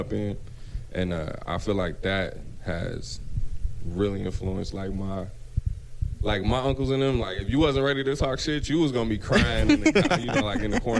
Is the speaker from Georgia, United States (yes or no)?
no; Pontiac, Michigan, United States; I'm from Michigan. I'm from Pontiac.